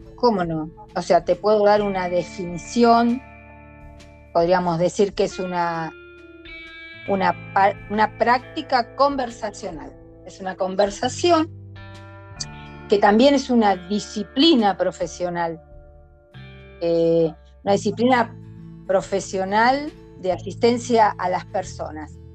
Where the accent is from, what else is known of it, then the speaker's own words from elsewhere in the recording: General Rodríguez, Buenos Aires Province, Argentina; siempre viví aquí en General Rodríguez desde que tengo más o menos tres años. Nací en Capital Federal, pero siempre, toda mi vida la viví en General Rodríguez